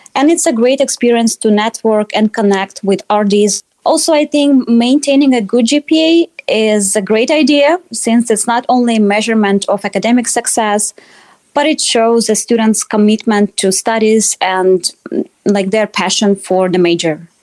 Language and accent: English; Russia; moved away as an adult; now in Iowa, United States; I grew up in Russia and moved to Iowa a few years ago